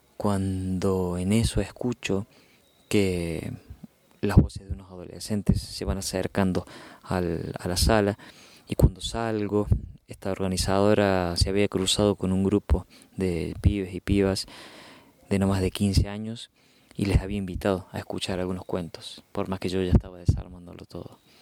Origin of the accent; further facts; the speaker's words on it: Córdoba, Argentina; soy narrador de Córdoba, Argentina